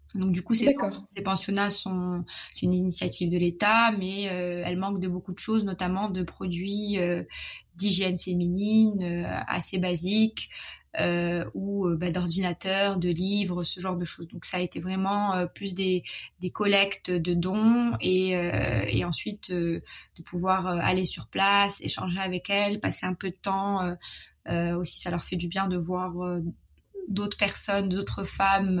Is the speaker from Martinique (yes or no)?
no; Morocco; moved away as an adult; also born or lived in Paris, France / London, United Kingdom / Shanghai, China; je suis marocaine, j'ai grandi au Maroc